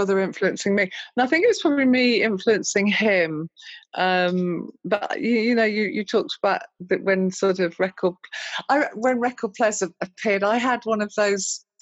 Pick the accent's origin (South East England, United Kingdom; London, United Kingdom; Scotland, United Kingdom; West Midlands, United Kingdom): West Midlands, United Kingdom; Birmingham; living in Birmingham as well, growing up in Birmingham